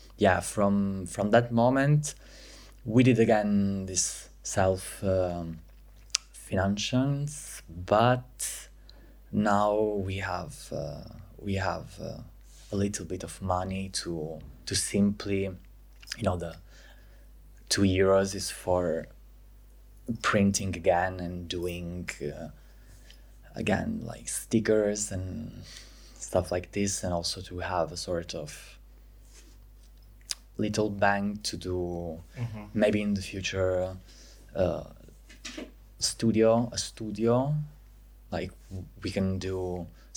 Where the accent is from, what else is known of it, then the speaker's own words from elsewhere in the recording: Pescara, Abruzzo, Italy; English is a second language; moved away as an adult; now in Milan, Italy; I'm from Pescara, Abruzzo, but I moved in Milan 2 years ago